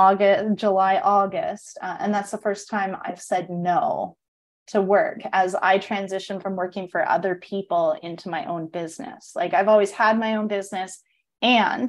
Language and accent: English; Canada; moved away as an adult; now in Costa Rica; I'm from Canada